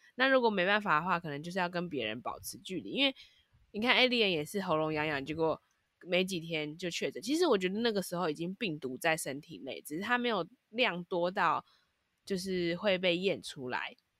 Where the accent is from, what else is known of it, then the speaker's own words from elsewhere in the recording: Taipei, Taiwan; 因为我们是台北人